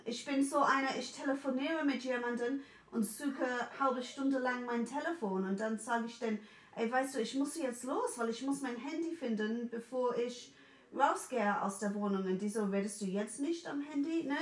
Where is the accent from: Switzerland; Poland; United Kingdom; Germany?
United Kingdom; England; German is a second language; moved away; bin 1980 geboren und in England in den 80ern